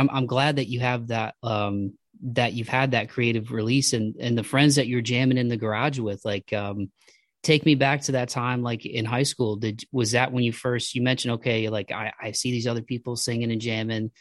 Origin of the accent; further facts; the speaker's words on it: Midwest, United States; I'm from the Midwest